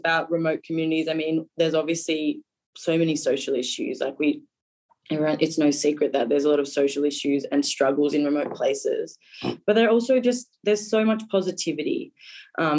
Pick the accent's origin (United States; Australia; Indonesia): Australia; Darwin, Northern Territory; also born or lived in East Arnhem Land / Melbourne; I was born in Darwin and then I lived here until I was 18. Well, 17, I finished high school here, did all my schooling up here.